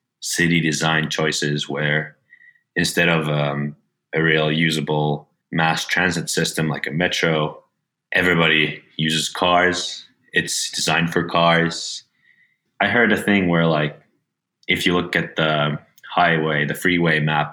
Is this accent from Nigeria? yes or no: no; Helsinki, Uusimaa, Finland; moved away as an adult; now in Los Angeles, United States; I'm originally from Helsinki, Finland.